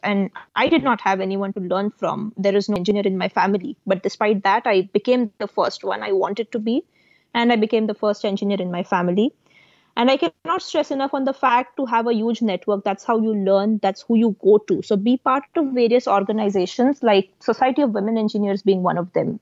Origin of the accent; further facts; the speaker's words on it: India; moved away as an adult; now in United States; I came from India to the US to pursue my master's when I was 22. So, when I was 18 or back then, I was still in India